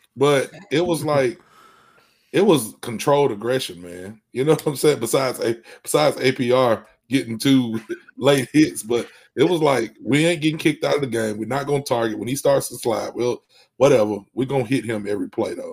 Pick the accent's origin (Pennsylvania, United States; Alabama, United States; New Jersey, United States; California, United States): Alabama, United States; I'm from Alabama